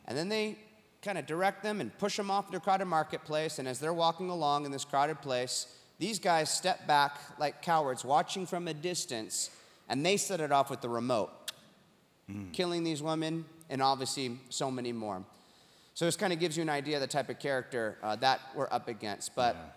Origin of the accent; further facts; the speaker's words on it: Huntington Beach, California, United States; from Huntington Beach, California, my hometown